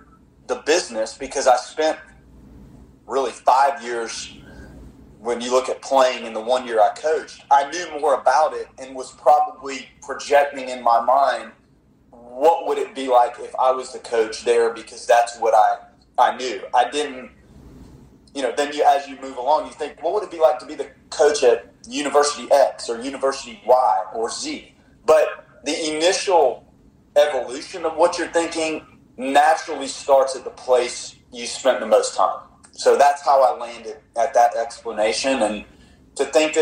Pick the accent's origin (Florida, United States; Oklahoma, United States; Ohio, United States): Florida, United States; Tallahassee; moved away as an adult; also born or lived in South Bend; I was from Tallahassee